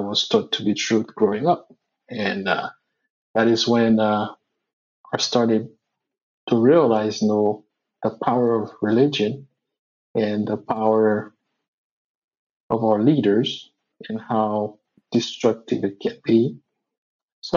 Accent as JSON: {"language": "English", "town": "Port-au-Prince", "country": "Haiti", "tie": "born or raised there", "said": "me growing up in Haiti"}